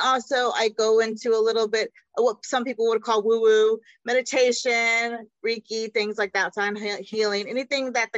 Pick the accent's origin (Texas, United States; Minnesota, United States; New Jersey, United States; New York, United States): Texas, United States; Austin; My parents are from Mexico, and I was born in Austin because that's where they met.